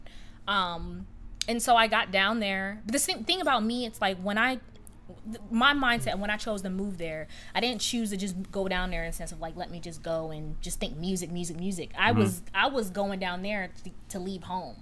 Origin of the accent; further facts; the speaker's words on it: Woodbridge, Virginia, United States; also born or lived in California; I grew up in Northern Virginia, like the DC, like closer to DC